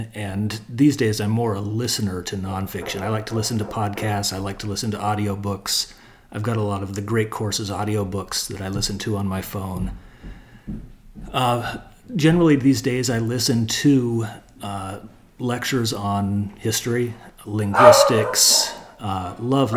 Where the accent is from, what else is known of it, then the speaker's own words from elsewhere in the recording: Silicon Valley, California, United States; I grew up here in Silicon Valley